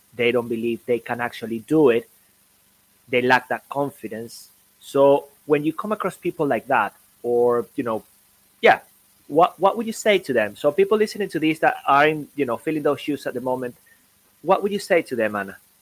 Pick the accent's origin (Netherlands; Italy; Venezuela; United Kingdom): Venezuela; moved away; also born or lived in Caracas, Venezuela / Sweden; I come from Venezuela